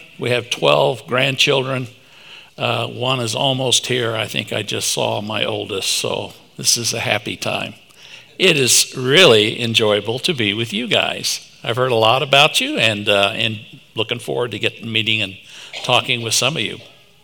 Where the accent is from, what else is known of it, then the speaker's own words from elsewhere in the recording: Tulsa, Oklahoma, United States; moved away; I am originally from Tulsa, Oklahoma